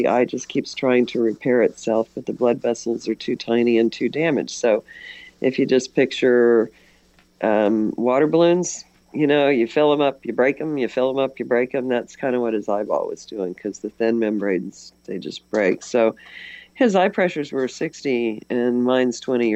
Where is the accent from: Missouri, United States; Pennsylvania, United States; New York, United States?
Missouri, United States; West Central; I'm from West Central Missouri